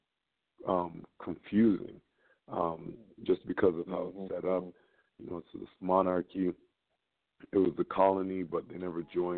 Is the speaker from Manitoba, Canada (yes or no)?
no; Toronto, Ontario, Canada; I'm from Toronto